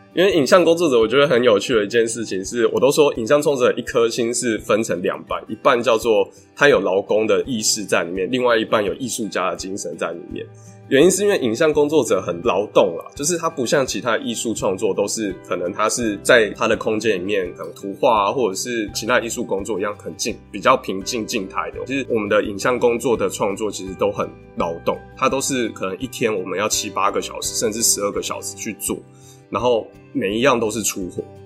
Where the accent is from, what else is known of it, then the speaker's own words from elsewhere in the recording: Chiayi, Chiayi City, Taiwan; moved away as an adult; also born or lived in China; 我们故乡嘉义，就是也被称为文化沙漠的地方